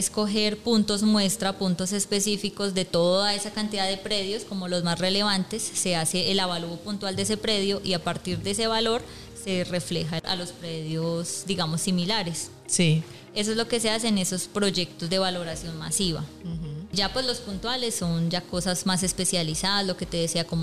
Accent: Bogotá, Colombia; moved away as an adult; yo pues soy de Bogotá

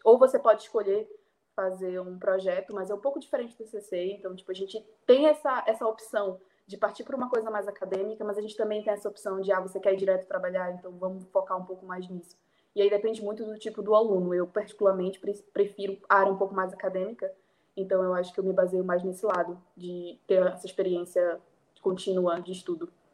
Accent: Belém, Pará, Brazil; moved away as an adult; now in Lisbon, Portugal; nasci e cresci em Belém

